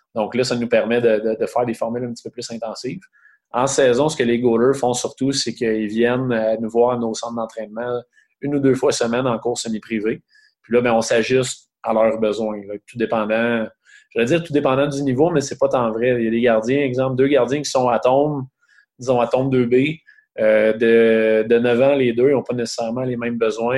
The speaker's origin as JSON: {"language": "French", "town": "Beloeil", "region": "Quebec", "country": "Canada", "tie": "born or raised there", "said": "je viens de Belleuil, sur la rive sud de Montréal"}